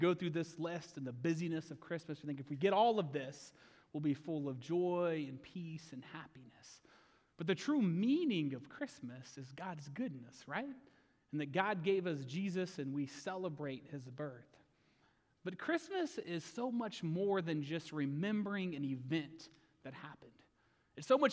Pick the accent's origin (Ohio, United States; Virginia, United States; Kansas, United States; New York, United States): Kansas, United States; Oswego; I was graduating from Oswego, Kansas